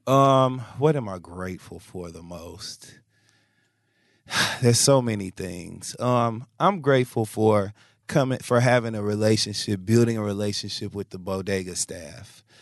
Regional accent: Michigan, United States; now in New York, United States; Now, I live in New York, so I have to use a laundromat, you know, and I grew up in Michigan, so that's different for me.

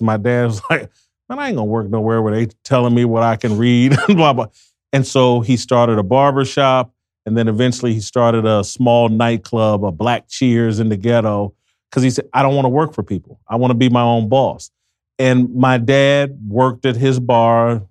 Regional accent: Indianapolis, Indiana, United States; I'm from Indianapolis, Indiana

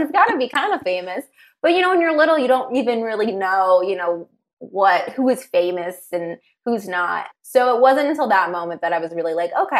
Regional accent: Los Angeles, California, United States; I grew up out here in LA.

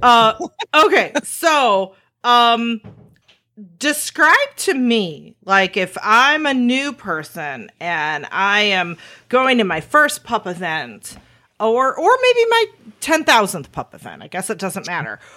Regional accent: Chicago, Illinois, United States; we're from Chicago

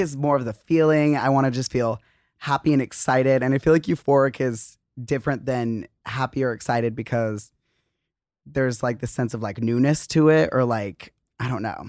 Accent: Arizona, United States; moved away; also born or lived in Utah; we grew up in Arizona

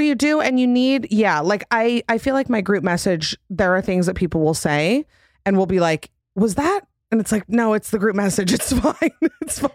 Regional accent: Utah, United States; I'm from Utah, which is literally plastic surgery capital.

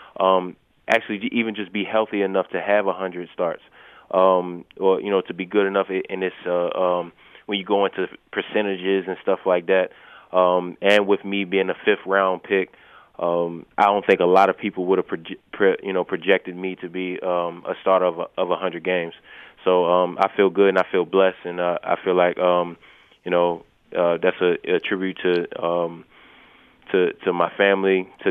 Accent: Baltimore, Maryland, United States; my house in Baltimore, because I'm from Baltimore

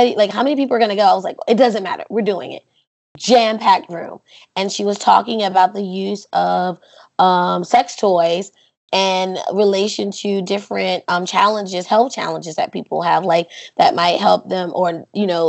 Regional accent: North Carolina, United States; I'm a student from North Carolina

